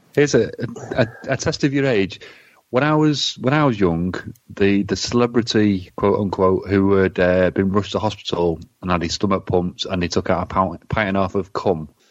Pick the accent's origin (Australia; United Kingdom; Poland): United Kingdom; England; we're English